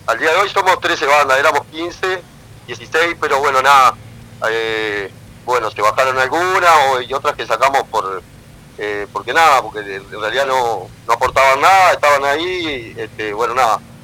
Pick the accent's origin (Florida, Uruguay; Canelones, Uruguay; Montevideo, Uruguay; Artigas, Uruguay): Canelones, Uruguay; Pando; los efímeros somos de Pando